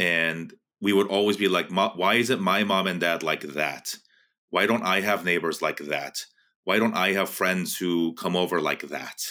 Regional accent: West Coast, United States; I grew up on the West Coast

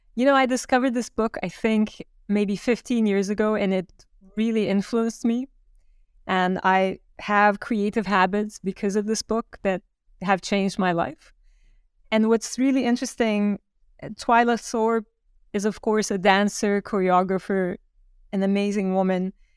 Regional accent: Turkey; moved away as an adult; now in New York, United States; I grew up in Turkey. I was born in Turkey and had a Fulbright scholarship to come to New York

